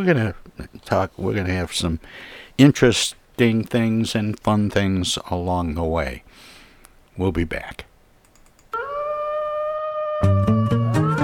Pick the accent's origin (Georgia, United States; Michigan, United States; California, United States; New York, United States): Michigan, United States; Flint; I grew up in Flint, Michigan